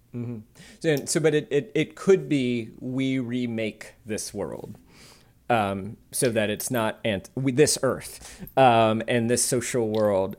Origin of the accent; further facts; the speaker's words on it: the South, United States; I grew up in the South in a community that I now realize was rather religious